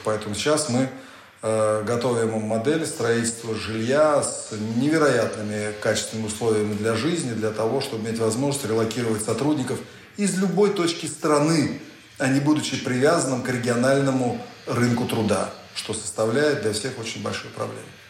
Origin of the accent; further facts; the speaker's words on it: Russia; Я россиянин, я хочу жить в России, нигде кроме России